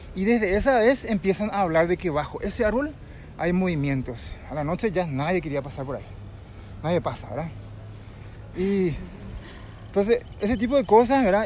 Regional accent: Yaguarón, Paraguarí, Paraguay; como nací acá en Llevarón, crecí

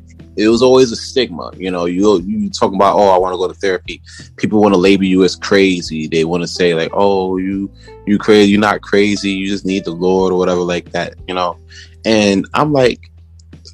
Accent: New York City, New York, United States; originally I'm from Brooklyn, born and raised.

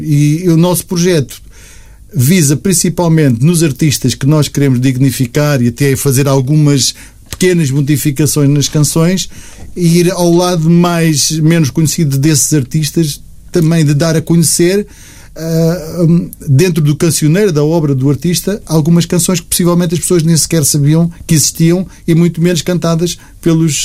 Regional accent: Almada, Lisbon, Portugal; also born or lived in Luxembourg; sou da Almada, Lisboa, é perto.

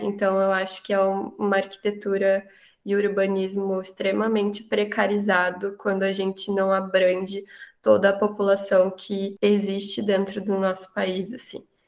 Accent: Porto Alegre, Rio Grande do Sul, Brazil; sou de Porto Alegre, estudo na URGS

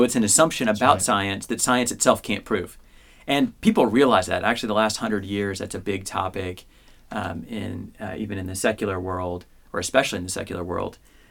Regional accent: Midwest, United States; I grew up in the Midwest, so I'm stuck with that one.

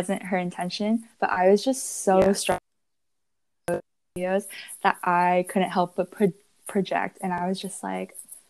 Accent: United States; we're Americans and we hate being American.

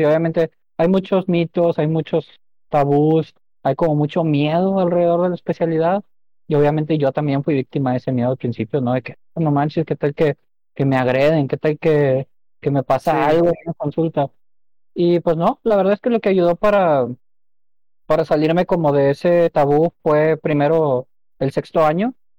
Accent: Monterrey, Nuevo León, Mexico; nacido y criado aquí en Monterrey

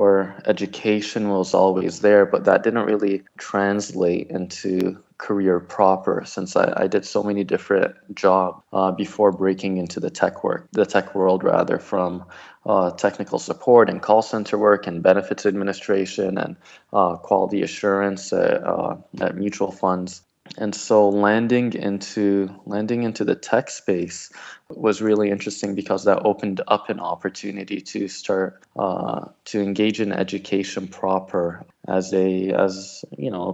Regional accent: Toronto, Ontario, Canada; also born or lived in Moscow, Russia / Morocco / UAE / Iraq; we settled in Canada when I was 5 years old. And growing up in Toronto

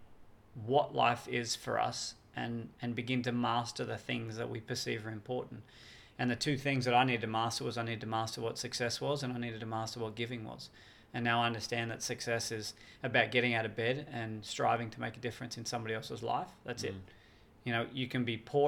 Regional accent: Australia; I've done a lot of different stuff on TV overseas and here in Australia

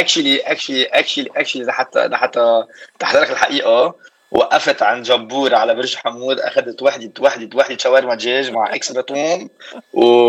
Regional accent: Baatouta, Mount Lebanon, Lebanon; moved away as an adult; also born or lived in Boston, United States; now in Miami, United States; انا من بعتوتا هيدي بتكون ضيعه صغيره بكفر دبيان بين بسكنتا وبين كفر دبيان

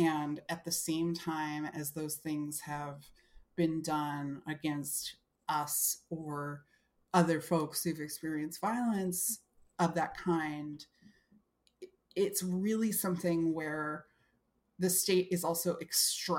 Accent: New York City, New York, United States; I'm from Brooklyn

